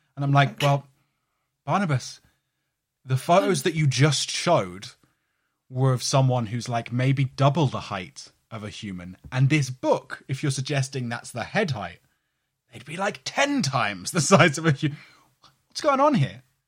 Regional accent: London, United Kingdom; near where I grew up in London

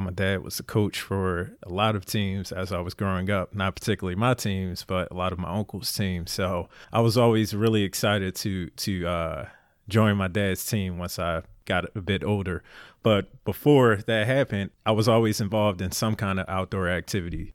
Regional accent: Philadelphia, Pennsylvania, United States; moved away as an adult; Born and raised in Philly

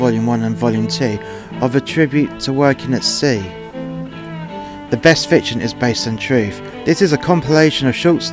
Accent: England, United Kingdom; now in Wales, United Kingdom

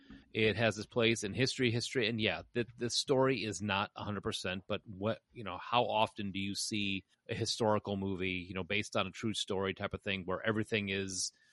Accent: Tennessee, United States; It's just a thing we do. We're from Tennessee.

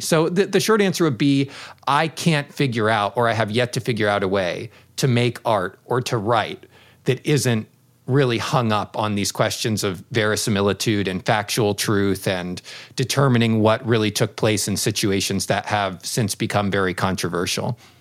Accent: United States; moved away; as an American in Japan

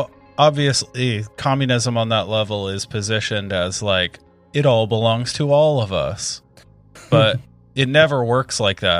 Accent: United States; As an American who's only ever learned about, you know, the Soviet Union from the outside

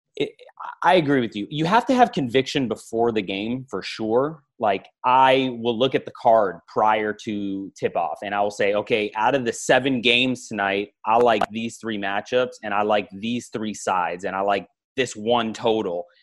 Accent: Los Angeles, California, United States; now in Miami, United States; I'm from Los Angeles. I mean, I currently live in Miami, but I'm from Los Angeles, grew up a big Kobe fan

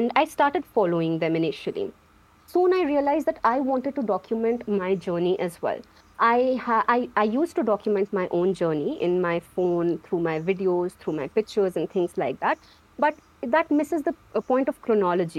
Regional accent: Jammu and Kashmir, India; I am from Jammu Kashmir, India.

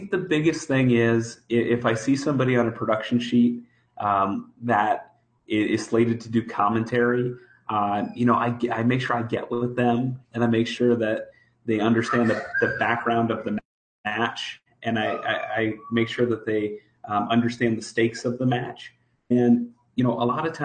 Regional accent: Philadelphia, Pennsylvania, United States; I'm from Philadelphia

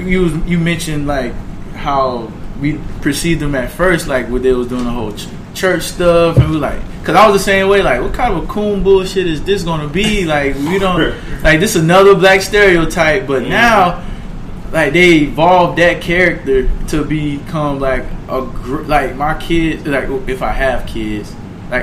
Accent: Louisiana, United States; See, I'm from Louisiana. You couldn't. Anything No Limit or Cash Money, bro.

